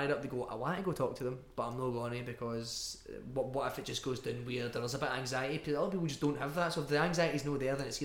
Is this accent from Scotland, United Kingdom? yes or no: yes; Glasgow, Scotland, United Kingdom; accent: Scottish; we're quite a Glaswegian band